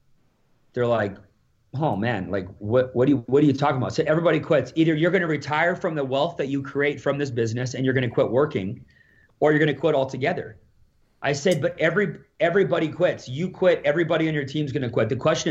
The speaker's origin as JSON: {"language": "English", "region": "Alberta", "country": "Canada", "said": "So I'm from Alberta here"}